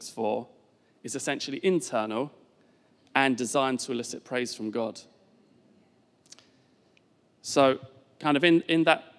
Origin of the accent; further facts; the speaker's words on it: Essex, East of England, United Kingdom; moved away as an adult; also born or lived in East London; now in Richmond, United Kingdom; So we are both originally from down south. I am from sort of, well, it depends who you ask, Essex/East London. I'd say Essex